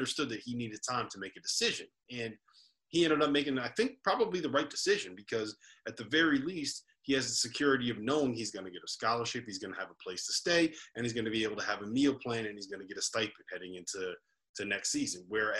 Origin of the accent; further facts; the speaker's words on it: New Jersey, United States; that's my home state, man. I live in New Jersey now